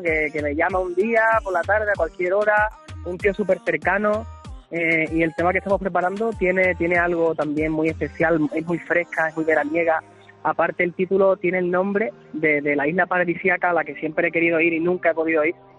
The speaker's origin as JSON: {"language": "Spanish", "region": "Andalusia", "country": "Spain", "said": "hablar con la gente de, mi tierra"}